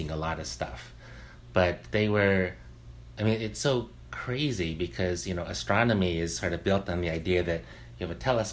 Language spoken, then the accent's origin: English; near Berkeley, California, United States; When I was a kid, I grew up near Berkeley.